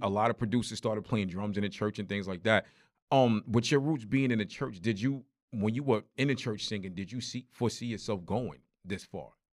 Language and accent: English; New York, United States; me growing up in New York